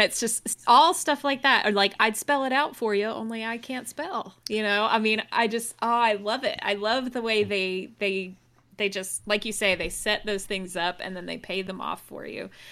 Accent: Athens, Georgia, United States; I went to U G A, but I also, I grew up in Athens, which is where U G A is.

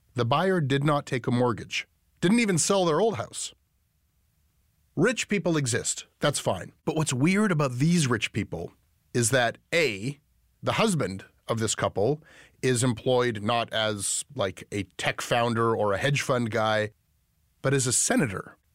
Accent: Canada; as a Canadian

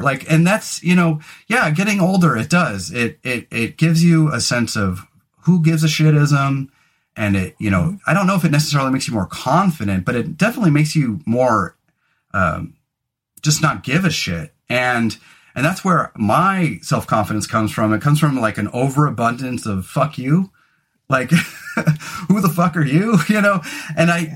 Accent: California, United States; moved away as an adult; now in Oregon, United States; especially having grown up in California

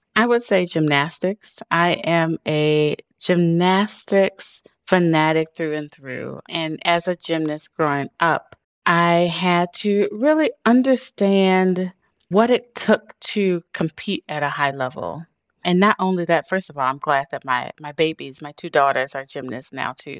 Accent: Chicago, Illinois, United States; I am a girl from Chicago who grew up on the South Side

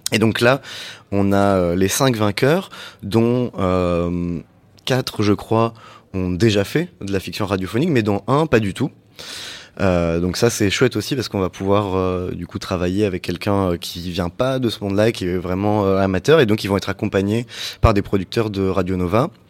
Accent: Switzerland; On est suisse

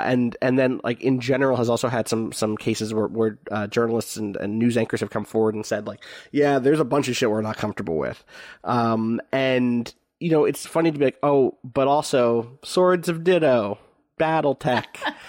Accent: Pennsylvania, United States; my hometown was on the edge of West Philadelphia and has a lot of first-generation immigrants and people of color and a huge range of wealth between its more suburban and urban sides

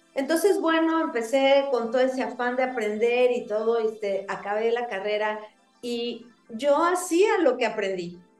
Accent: Mexico; soy mexicana, tengo 54 años

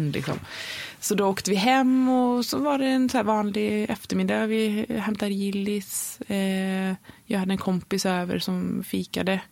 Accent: Varberg, Halland County, Sweden; born there; och då, vi är födda i Varberg. Eh, vi bor ju mellan, eh, nu när vi bor i huset så bor vi mellan eh, Göteborg och Varberg.

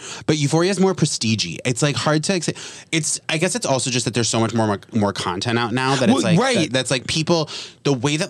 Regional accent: Vermont, United States; moved away; growing up in Vermont

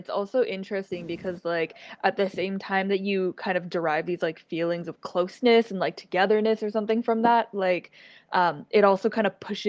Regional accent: Brampton, Ontario, Canada; now in Toronto, Canada; I grew up in Brampton, which is, like, just outside Toronto. It's, like, very heavily South Asian and Black, but there are, like, almost no East Asians living there.

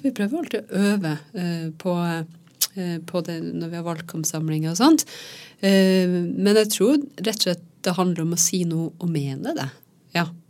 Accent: Troms og Finnmark, Norway; nabokommunen der jeg vokste opp

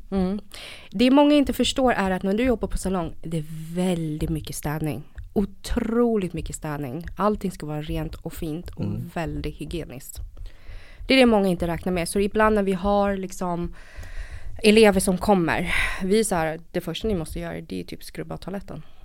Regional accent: Stockholm, Stockholm County, Sweden; also born or lived in Vietnam / northern Vietnam; Kom till Sverige 94 och eh, växte upp här i Stockholm.

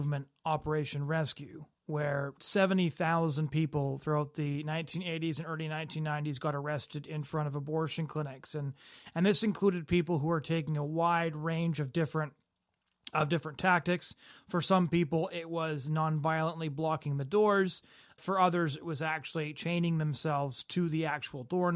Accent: Chilliwack, British Columbia, Canada; I grew up in Chilliwack

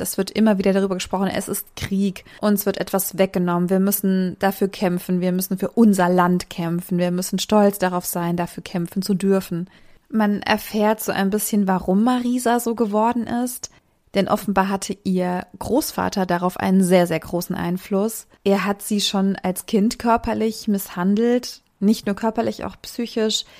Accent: a small town in the Thuringian Forest, Germany; moved away; Die Grundeinstellung zu diesen Idealen oder auch Ideologien, die rechte Menschen vertreten, ist in dem Ort auf jeden Fall, wo ich herkomme, sehr akzeptierend.

